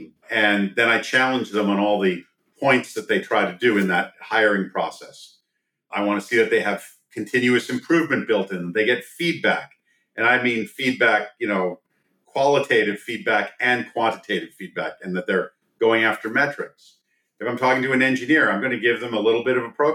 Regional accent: East Coast, United States; moved away as an adult; now in Silicon Valley, United States; I grew up on the East Coast

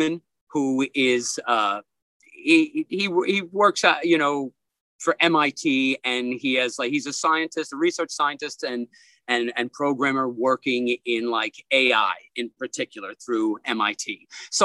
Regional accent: New York City, New York, United States; older gentlemen that I grew up with in Brooklyn.

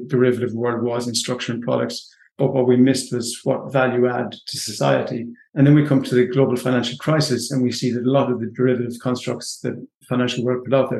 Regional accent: southwest of Ireland, Ireland; I grew up on a small farm in the southwest of Ireland, one of six children.

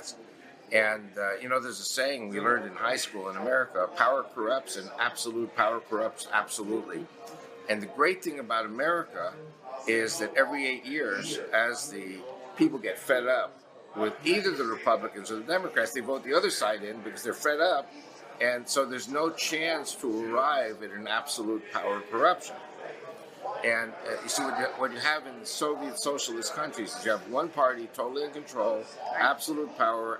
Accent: New York City, New York, United States; we were both born in Queens, Long Island. We're pretty much the same age, and I talk like him.

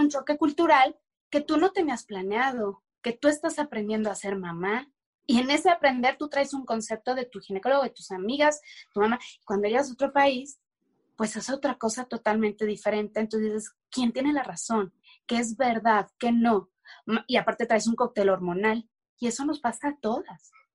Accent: Mexico; moved away as an adult; en México, tan siquiera en mi país

